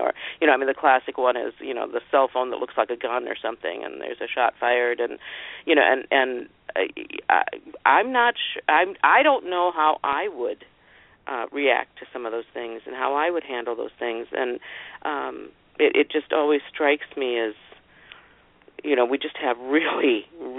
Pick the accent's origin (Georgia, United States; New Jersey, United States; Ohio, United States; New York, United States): Ohio, United States; northern; I grew up in Ohio, in northern Ohio